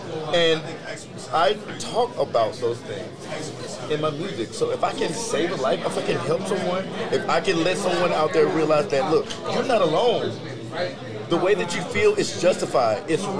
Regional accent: the South, United States; Like I said, I'm from the South

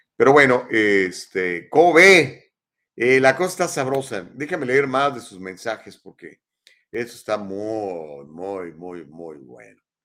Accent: Mexico; now in United States; cuando era niño en México hace muchísimos años, porque tengo 58

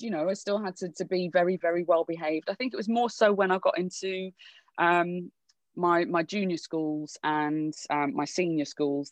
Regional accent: Wolverhampton, West Midlands, United Kingdom; also born or lived in Birmingham / London; born and bred in in Birmingham, but grew up in Wolves

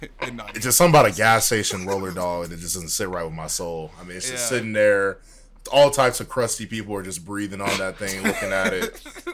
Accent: Deep South, United States; I think that's one of the cool things about growing up in the Deep South

